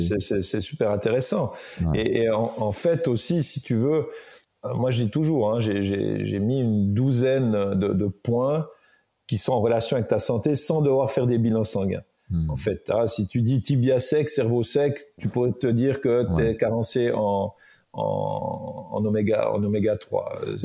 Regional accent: Jura, Switzerland; je viens du Jura

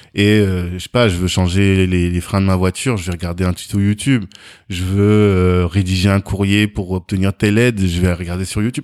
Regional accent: Orléans, Centre-Val de Loire, France; also born or lived in Africa (born) / Versailles; j'ai grandi en, en, France, je suis né en Afrique, mhm. mais je suis venu ici, j'étais tout petit, j'avais genre 16 euh, mois ou 18 mois

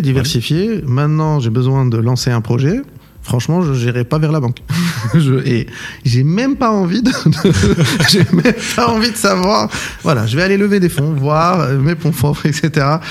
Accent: Casablanca, Casablanca-Settat, Morocco; moved away as an adult; also born or lived in Paris; j'ai eu mon bac au Maroc, bac marocain sciences maths. ici, pas loin à Casablanca, dans le public

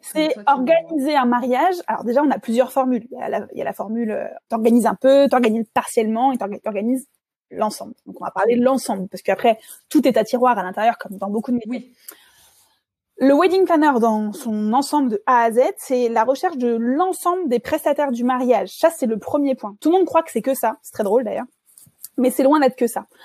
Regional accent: the West, western France, France; moved away as an adult; also born or lived in Angers / Bordeaux; now in Dijon, France; je suis originaire de l'Ouest

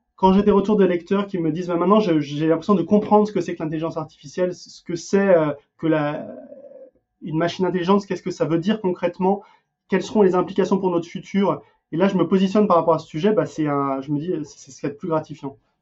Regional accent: France; also born or lived in Denmark; now in United States

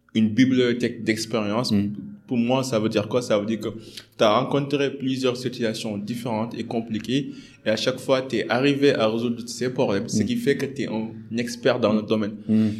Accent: Senegal; on est des Sénégalais

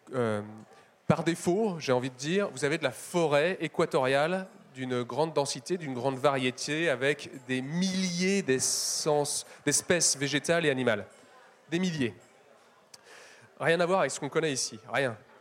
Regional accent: Paris, Île-de-France, France; je suis parisien

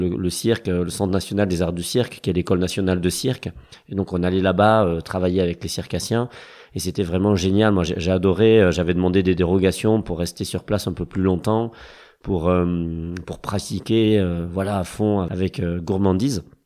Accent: Toulouse, Occitania, France; moved away as an adult; also born or lived in Paris / Strasbourg; je viens de Toulouse, qui est une ville de cirque. Euh, et que là-bas, euh, au lycée aussi, bah, on avait un club cirque en fait.

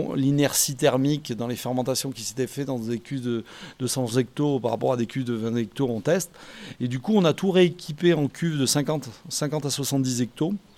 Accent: Bordeaux, Nouvelle-Aquitaine, France; Je suis de Bordeaux

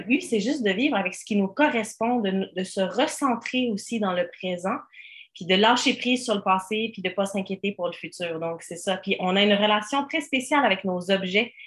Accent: Switzerland; now in Quebec, Canada; je viens de la Suisse à l'origine

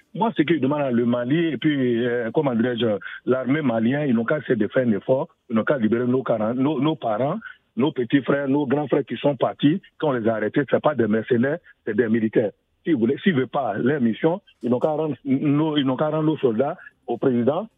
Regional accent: Séguéla, Côte d’Ivoire; Je suis de Makonoville et de Seguela, plus précisément Siana

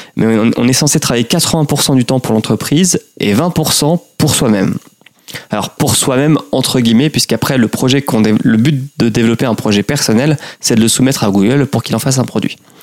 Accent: Normandy, France; je suis normand

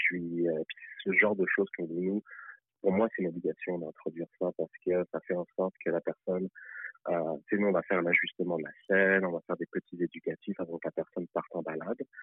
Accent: France; moved away as an adult; now in Montreal, Canada; je suis né en France

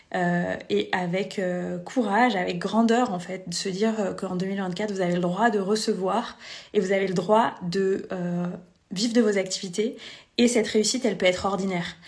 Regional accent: Vannes, Brittany, France; moved away as an adult; also born or lived in Lyon region; je vis actuellement à Vannes en Bretagne, là où j'ai grandi

